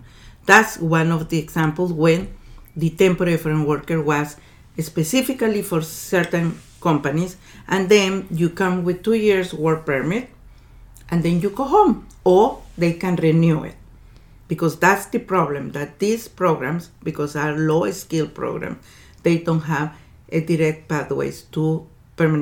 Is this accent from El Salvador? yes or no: yes; El Salvador; now in Canada; I'm originally from El Salvador